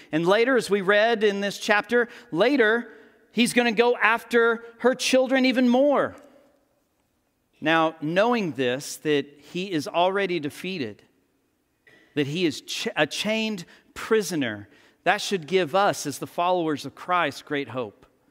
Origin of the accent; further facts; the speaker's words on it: Texas, United States; Born and raised in Texas